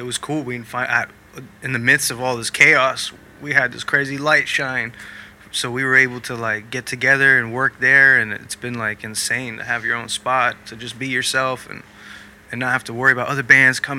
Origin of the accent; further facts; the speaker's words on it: Austin, Texas, United States; now in California, United States; From Austin, Texas.